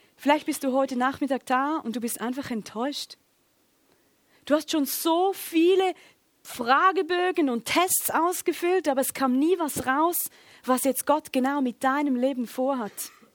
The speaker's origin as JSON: {"language": "German", "region": "Schaffhausen", "country": "Switzerland", "said": "Ich komme aus Schaffhausen"}